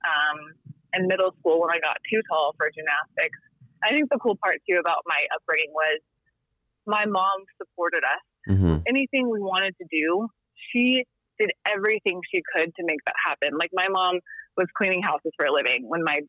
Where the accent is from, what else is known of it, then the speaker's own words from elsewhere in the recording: Dallas, Texas, United States; also born or lived in Shreveport, Louisiana / California; now in Littleton, United States; I was born in Shreveport, Louisiana, but my mom probably won't admit that. But I grew up in Texas. I grew up in Dallas, Texas